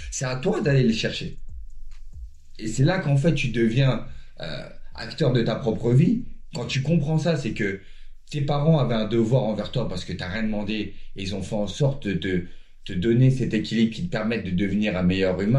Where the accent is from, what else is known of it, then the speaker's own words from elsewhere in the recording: Chantraine, Grand Est, France; savaient que je venais de Chantraine donc